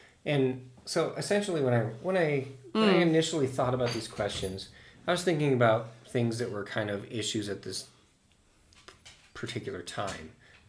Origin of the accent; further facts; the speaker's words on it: United States; Well, and I'm American through and through.